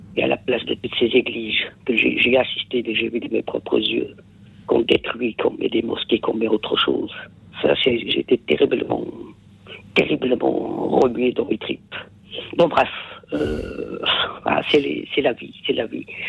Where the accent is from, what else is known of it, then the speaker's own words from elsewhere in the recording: Kabylie, Algeria; French is a second language; moved away; chez nous en Kabylie